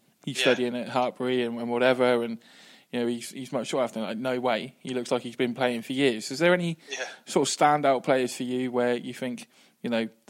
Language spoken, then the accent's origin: English; Reading, South East England, United Kingdom; saw that you were at Reading in your youth stage, my hometown